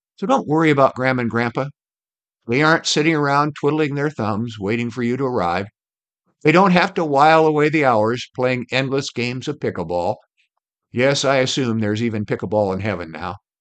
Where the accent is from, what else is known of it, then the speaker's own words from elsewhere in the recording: Iowa, United States; I grew up in Iowa, where the land is divided into sections, one mile square